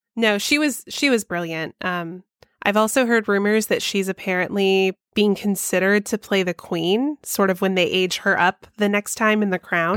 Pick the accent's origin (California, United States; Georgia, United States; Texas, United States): Georgia, United States; my home state of Georgia